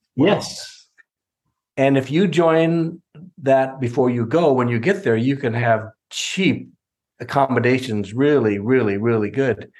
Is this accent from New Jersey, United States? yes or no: no; California, United States; I was from California